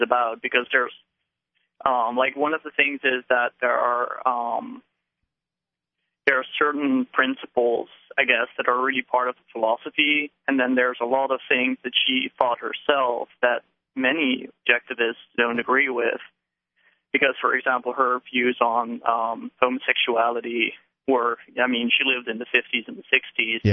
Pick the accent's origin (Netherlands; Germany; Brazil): Netherlands; moved away as an adult; now in New Hampshire, United States; originally I'm from the Netherlands, okay. but I'm here for graduate school, so okay. I, I just moved to New Hampshire